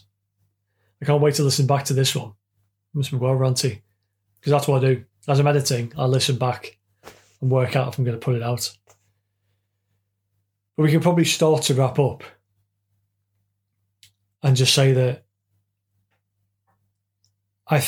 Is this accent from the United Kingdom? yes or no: yes; United Kingdom